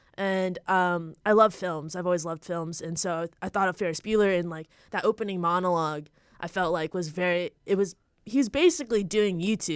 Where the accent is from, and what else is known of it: Ottawa, Ontario, Canada; born or raised there; moved away as an adult; now in Los Angeles, United States